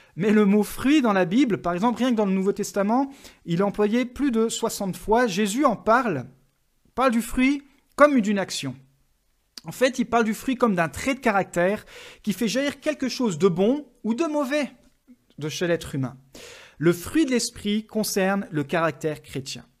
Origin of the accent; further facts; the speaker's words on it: France; en tant que Français.